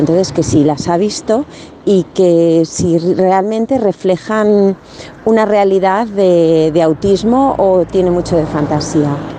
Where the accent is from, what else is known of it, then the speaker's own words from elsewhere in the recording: Argentina; now in Alicante, Spain; te llamo de aquí de Alicante, soy argentino